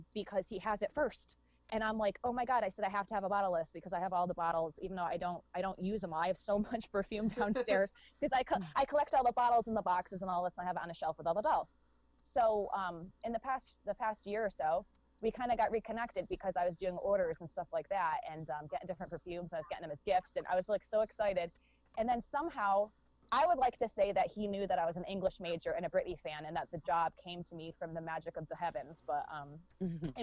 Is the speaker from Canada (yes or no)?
no; United States; an American person